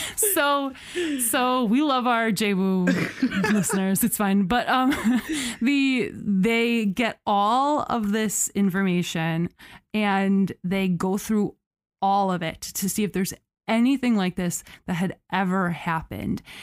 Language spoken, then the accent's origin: English; United States